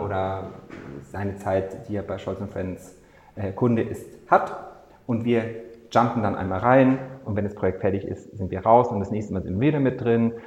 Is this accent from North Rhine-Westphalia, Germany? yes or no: no; Munich, Bavaria, Germany; moved away as an adult; now in Berlin, Germany; im Bachelor in München damals noch studiert, wo ich herkomme